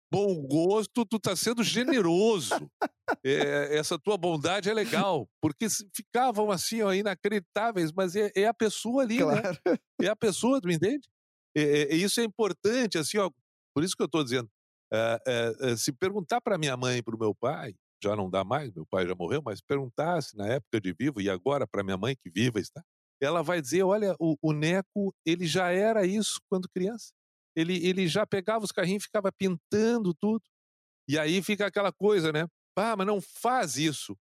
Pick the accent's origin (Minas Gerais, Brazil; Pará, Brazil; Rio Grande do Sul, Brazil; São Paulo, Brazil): Rio Grande do Sul, Brazil; Canoas; no bairro onde eu, onde eu cresci, em Canoas